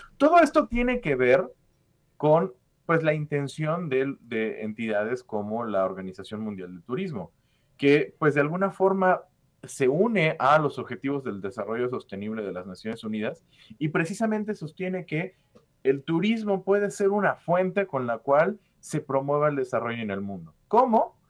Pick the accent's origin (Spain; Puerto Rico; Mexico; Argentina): Mexico